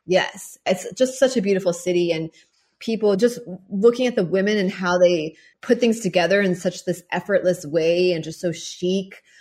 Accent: Mechanicsville, Virginia, United States; moved away as an adult; also born or lived in Paris / Bali; growing up in Mechanicsville, Virginia

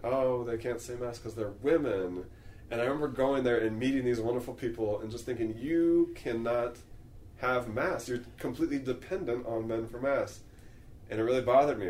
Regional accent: San Jose, California, United States; moved away; also born or lived in Charlottesville; I grew up in San Jose, very different culture from out here

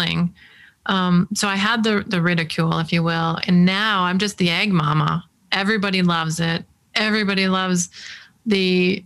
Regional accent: Detroit, Michigan, United States; I'm an engineer from Detroit

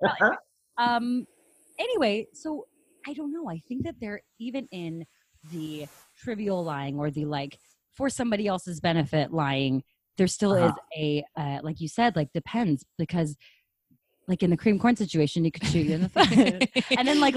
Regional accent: Seattle, Washington, United States; I'm from Seattle

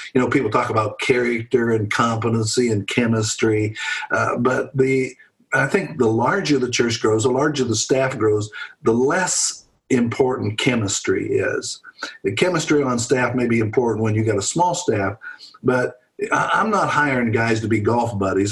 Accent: Pennsylvania, United States; moved away as an adult; now in Louisville, United States; I grew up in Pennsylvania.

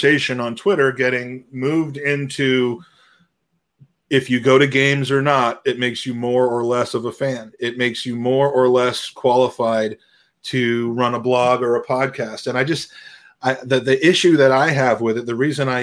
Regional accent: United States; I can speak as an American

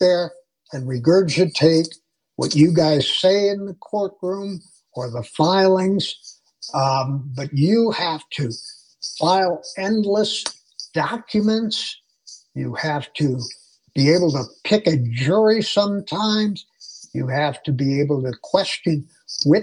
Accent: Chicago, Illinois, United States; moved away as an adult; now in Denver, United States; growing up in Chicago

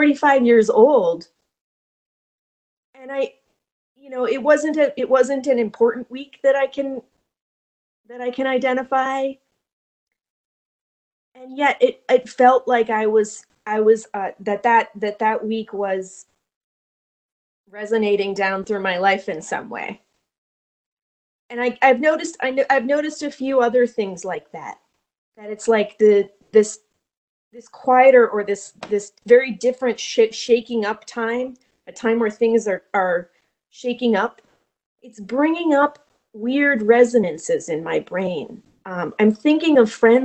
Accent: Vermont, United States; I grew up in Vermont

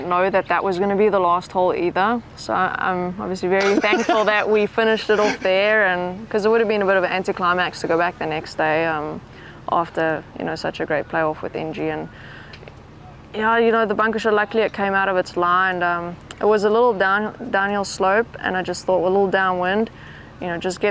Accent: South Africa; growing up in South Africa

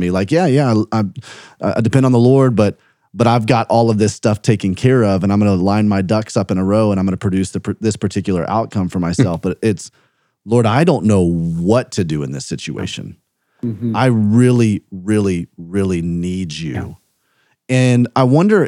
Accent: Birmingham, Alabama, United States; moved away; also born or lived in South Carolina; I grew up in Birmingham

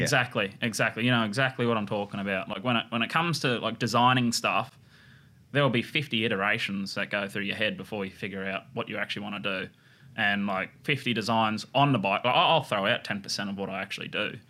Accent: Harwood, New South Wales, Australia; moved away as an adult; also born or lived in Brookvale, New South Wales; I was born and raised in the Clarence Valley

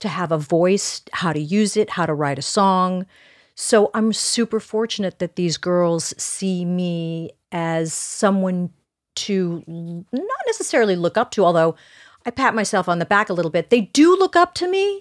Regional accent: Los Angeles, California, United States; also born or lived in Hollywood, Los Angeles; we grew up in Sherman Oaks on Valley Vista.

